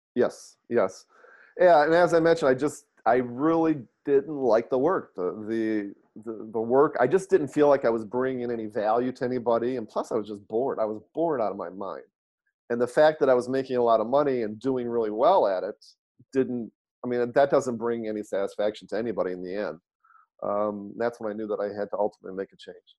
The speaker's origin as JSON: {"language": "English", "town": "Detroit", "region": "Michigan", "country": "United States", "tie": "born or raised there", "moved": "yes", "lives_now": "San Francisco Bay Area, United States", "said": "grew up in Detroit, born and raised in Detroit, Michigan"}